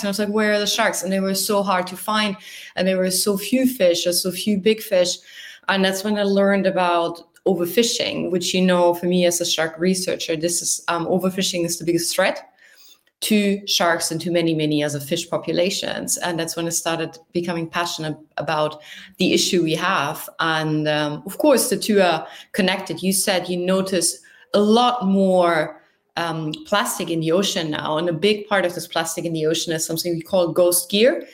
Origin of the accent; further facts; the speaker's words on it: near the North Sea on the Dutch border, Lower Saxony, Germany; moved away as an adult; now in Tokyo, Japan; I'm from the north of Germany, close to the North Sea on the Dutch border